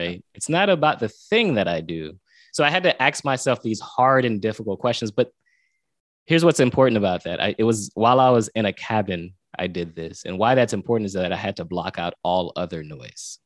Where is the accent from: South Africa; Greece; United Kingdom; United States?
United States; Pompano Beach, Florida; I'm from South Florida, Pompano Beach, Florida